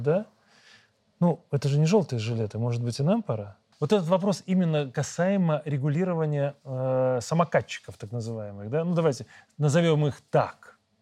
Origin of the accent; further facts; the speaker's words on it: Belarus; мы, белорусы